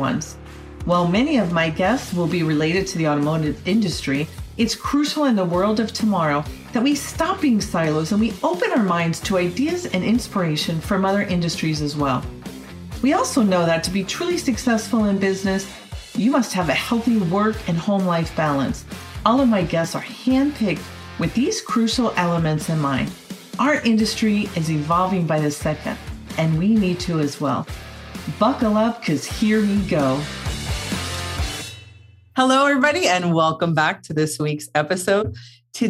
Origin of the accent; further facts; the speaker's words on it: New York, United States; growing up on the East Coast in New York